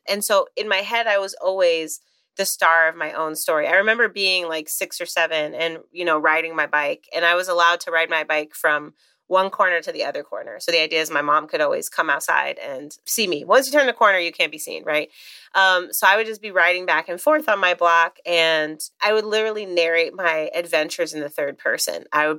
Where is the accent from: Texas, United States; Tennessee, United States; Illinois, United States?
Illinois, United States; Chicago; I grew up in Chicago where I live now as well.